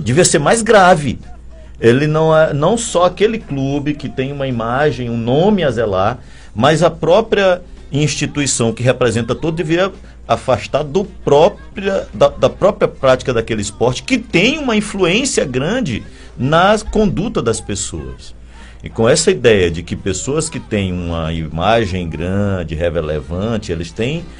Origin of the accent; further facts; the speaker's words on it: São Luís, Maranhão, Brazil; eu sou daqui, mesmo sendo torcedor do MAC